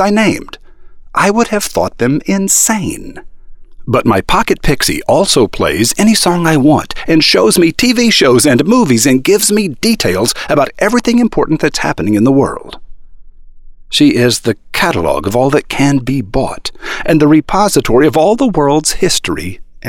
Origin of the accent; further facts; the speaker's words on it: United States; I am an American ad man